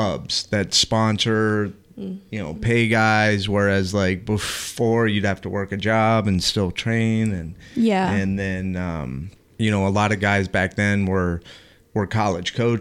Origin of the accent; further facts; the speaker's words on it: Las Vegas, Nevada, United States; moved away as an adult; I grew up in Vegas